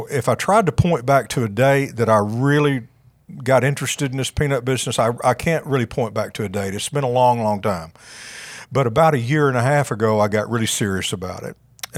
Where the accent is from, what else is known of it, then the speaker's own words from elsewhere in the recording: Paragould, Arkansas, United States; I'm a local guy. I grew up just outside of Paragould, went to school at Arkansas State